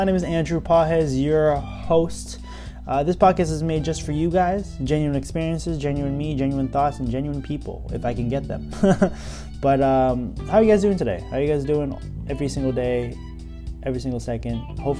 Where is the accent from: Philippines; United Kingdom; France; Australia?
Philippines; I'm Filipino.